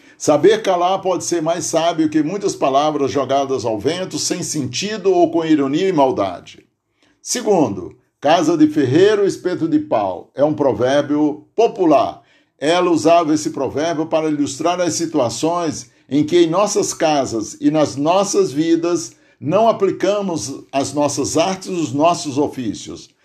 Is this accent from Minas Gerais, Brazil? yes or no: no; Aurora, Ceará, Brazil; now in Santo André, Brazil; lá no Tipi, distrito de Aurora, Ceará, onde nasci